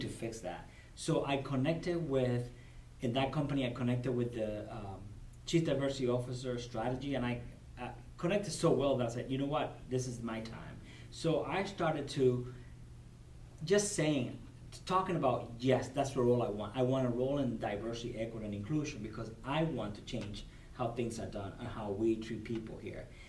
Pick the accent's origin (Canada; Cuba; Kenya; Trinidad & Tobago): Cuba; English is a second language; moved away as an adult; now in United States; I was born and raised in Cuba. So I immigrated in 1998